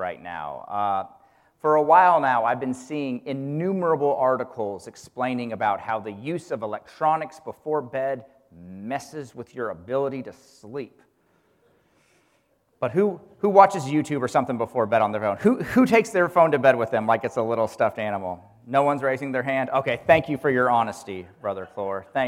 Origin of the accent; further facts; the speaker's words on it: Kansas, United States; when I was a kid growing up in Kansas